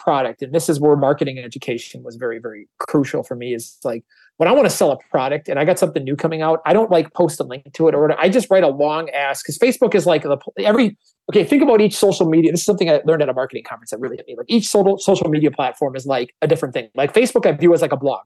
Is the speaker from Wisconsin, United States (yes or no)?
yes; Wisconsin, United States; I'm from Wisconsin too.